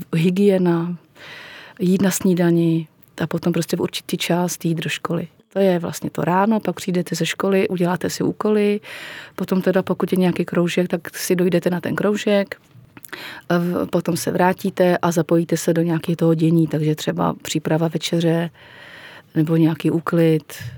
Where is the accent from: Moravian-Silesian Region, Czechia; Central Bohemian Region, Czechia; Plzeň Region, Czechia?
Plzeň Region, Czechia; Plzeň; když jsem znova chodila do první třídy, to už bylo tady v Plzni